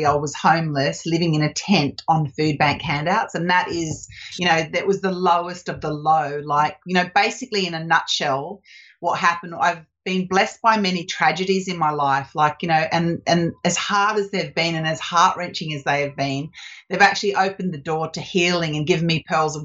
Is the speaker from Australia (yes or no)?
yes; Australia; moved away as an adult; also born or lived in Canada; I'm Australian